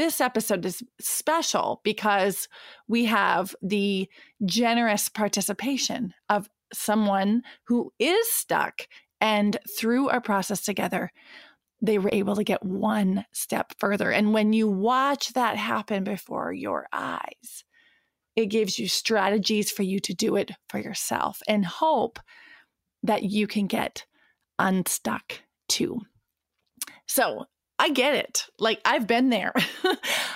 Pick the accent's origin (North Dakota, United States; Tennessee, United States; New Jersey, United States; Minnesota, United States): North Dakota, United States; Williston; moved away; recording from Williston, North Dakota, my hometown where I was born and raised